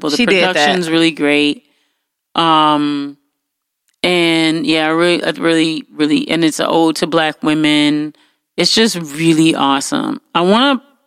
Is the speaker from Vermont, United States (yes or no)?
no; Detroit, Michigan, United States